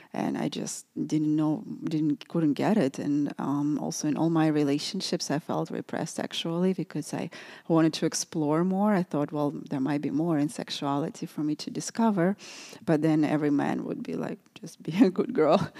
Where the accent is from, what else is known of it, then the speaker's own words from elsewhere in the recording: Russia; moved away; also born or lived in New York City; growing up in Russia, it was a lot of repression there